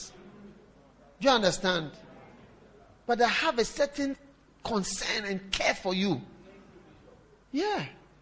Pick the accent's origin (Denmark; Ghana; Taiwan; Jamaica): Ghana; now in South Africa; I'm from Ghana